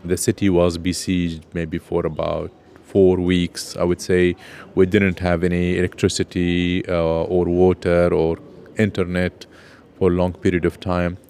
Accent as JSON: {"language": "English", "town": "Palmyra", "region": "Homs Governorate", "country": "Syria", "tie": "born or raised there", "moved": "as an adult", "lives_now": "Leicester, United Kingdom", "said": "I come from Palmyra and lived all my life there"}